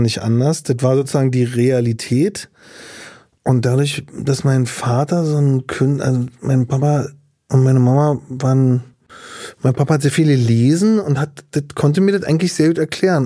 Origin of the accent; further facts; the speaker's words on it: Berlin, Germany; also born or lived in Güstrow; Berlin Mitte, äh, die Tiekstraße, da bin ich aufgewachsen, Ostberlin